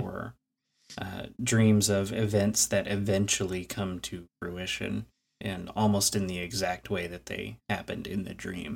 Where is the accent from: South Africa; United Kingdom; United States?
United States; Clifton, Texas; shortly after moving to what I refer to now as my hometown, uh, Clifton, Texas